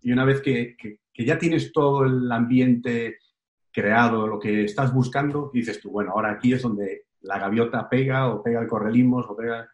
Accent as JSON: {"language": "Spanish", "region": "Galicia", "country": "Spain", "said": "yo soy gallego"}